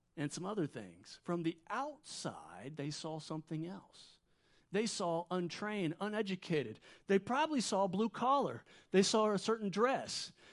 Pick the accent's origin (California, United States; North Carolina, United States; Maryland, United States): North Carolina, United States; Wilmington; moved away as an adult; now in Middle East; I'm from Wilmington. My parents are still here, so every time we come back here, we base out of here. And I kinda grew up here